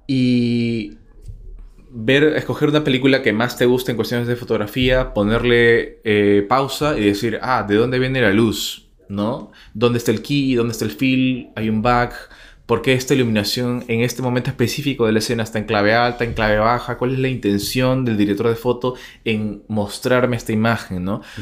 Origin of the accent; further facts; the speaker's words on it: Peru; nosotros como peruanos o como latinoamericanos en general